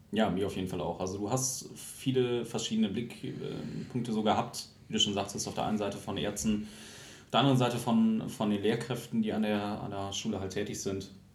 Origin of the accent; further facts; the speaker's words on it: Lingen, Lower Saxony, Germany; moved away as an adult; ich komme ja halt aus Lingen und ähm, habe davor noch in einem kleineren Dörfchen in der Nähe von Lingen gewohnt